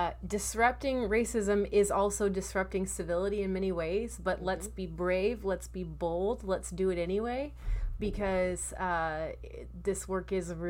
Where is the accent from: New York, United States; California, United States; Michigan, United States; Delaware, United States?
California, United States; I grew up in California